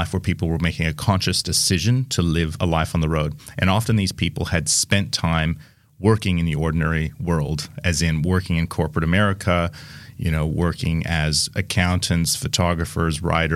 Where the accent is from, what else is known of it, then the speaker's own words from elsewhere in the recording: Seattle, Washington, United States; moved away as an adult; now in Australia; I am from Seattle